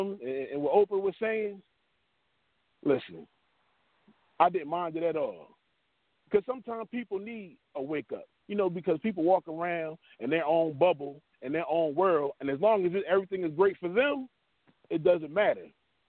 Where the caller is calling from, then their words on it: Pennsylvania, United States; I'm calling from Montgomery County by way of North Philadelphia.